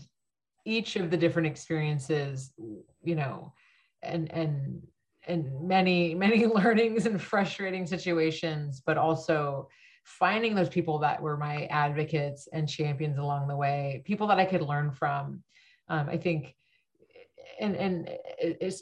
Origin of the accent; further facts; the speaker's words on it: Bay Area, California, United States; growing up in the Bay Area